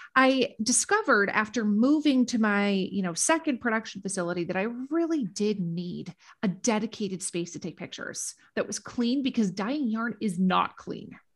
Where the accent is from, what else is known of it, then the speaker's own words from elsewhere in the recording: Minnesota, United States; moved away as an adult; also born or lived in Washington, D.C.; my hometown in Minnesota